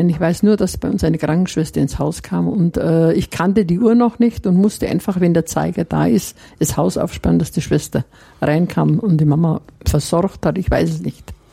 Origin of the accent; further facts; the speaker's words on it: Herrieden, Bavaria, Germany; bei uns zu Hause in Herrieden, Mittelfranken, gab es keine weiterführende